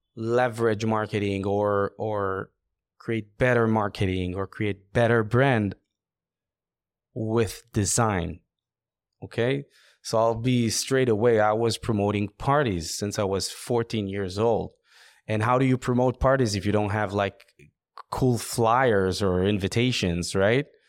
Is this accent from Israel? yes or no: yes; Israel; I'm from Israel